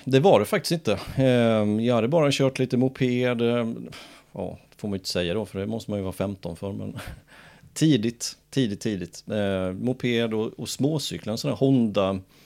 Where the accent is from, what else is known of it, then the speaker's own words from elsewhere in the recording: Jönköping, Jönköping County, Sweden; jag är född i Jönköping